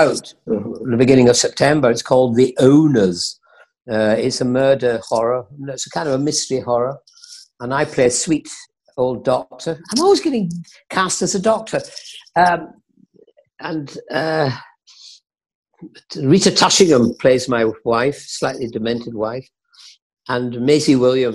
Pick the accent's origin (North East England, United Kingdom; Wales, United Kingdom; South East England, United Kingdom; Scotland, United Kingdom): Scotland, United Kingdom; Dunoon; Dunoon was where I grew up